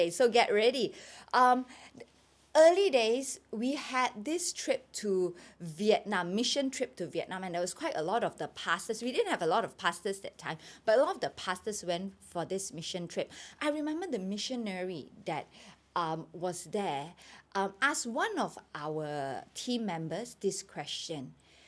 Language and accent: English; Sabah, Malaysia; moved away as an adult; now in Kuala Lumpur, Malaysia; I was born in KL, but I was brought up in Sabah. I went to Sabah when I was a baby